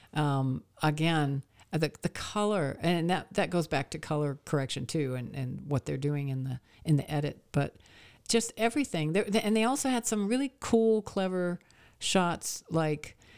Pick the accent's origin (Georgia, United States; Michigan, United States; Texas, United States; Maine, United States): Maine, United States; moved away; also born or lived in Nashville; I grew up in Maine